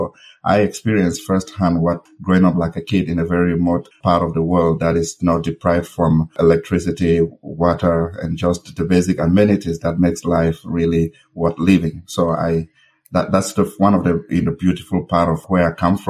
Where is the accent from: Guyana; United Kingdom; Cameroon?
Cameroon; Misaje, North-West Region; I was born and raised in Cameroon, specifically in a village called Misaje.